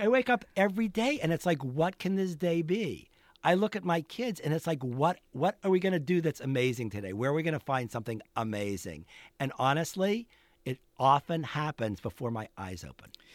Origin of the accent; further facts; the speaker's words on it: Pittsburgh, Pennsylvania, United States; moved away; also born or lived in Boulder; in Pittsburgh when I was growing up